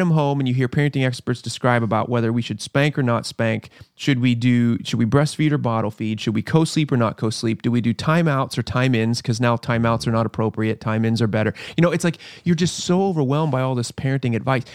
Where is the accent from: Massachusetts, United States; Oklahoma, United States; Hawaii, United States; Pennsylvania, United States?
Pennsylvania, United States; moved away; I grew up in Pennsylvania.